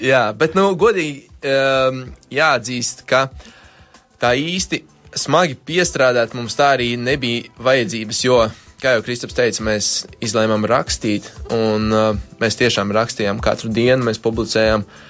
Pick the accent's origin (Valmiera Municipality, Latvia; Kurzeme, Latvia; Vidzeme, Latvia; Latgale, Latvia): Vidzeme, Latvia; Cēsis; moved away as an adult; now in Riga, Latvia; jaunība ir pavadīta studējot CS valsts gimnājā, un uh, tā visa jauni, jaun, jauniešu dzīve arī ap turieni ir grozījusies